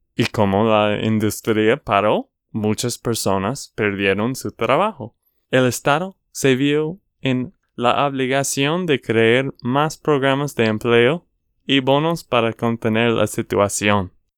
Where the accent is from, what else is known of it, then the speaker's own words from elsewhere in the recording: Texas, United States; de Texas, Estados Unidos